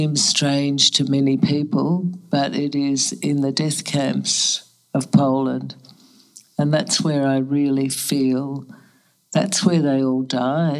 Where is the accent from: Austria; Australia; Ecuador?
Australia; moved away as an adult; also born or lived in Germany; now in New York, United States; refugees to Australia